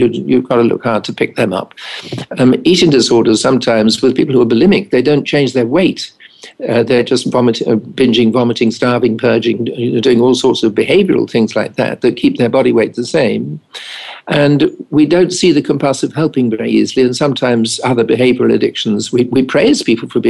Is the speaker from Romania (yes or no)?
no; England, United Kingdom; being English